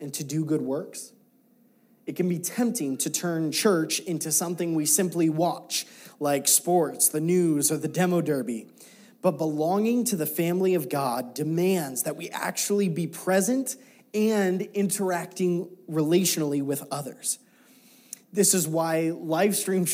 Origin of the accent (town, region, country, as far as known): United States